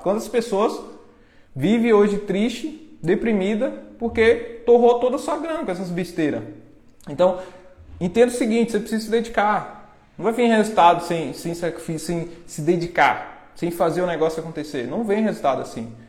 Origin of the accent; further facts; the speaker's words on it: interior of Bahia, Brazil; eu sou lá do interior, né? Interior que tem 10 mil habitantes, interior da Bahia